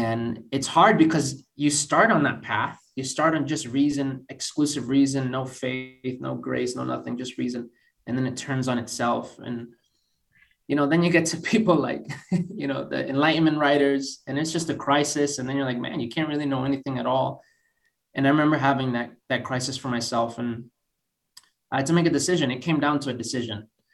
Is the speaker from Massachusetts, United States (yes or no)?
yes; Boston, Massachusetts, United States; moved away as an adult; now in Oxford, United Kingdom; basically born and raised in Boston